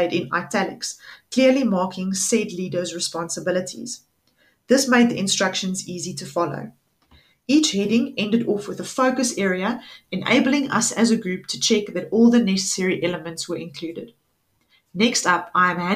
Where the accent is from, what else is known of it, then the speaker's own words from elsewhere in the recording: Pretoria, Gauteng, South Africa; I am from Pretoria in the Gauteng province